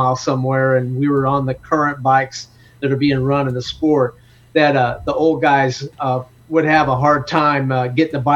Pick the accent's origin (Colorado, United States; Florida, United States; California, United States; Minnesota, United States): California, United States; moved away as an adult; now in Pennsylvania, United States; I'm from California, but I currently live in Pennsylvania.